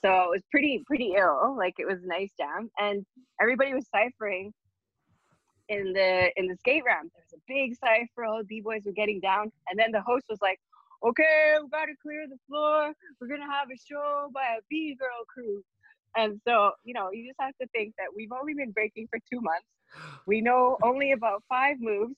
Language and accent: English; Alberta, Canada; born or raised there; now in Montreal, Canada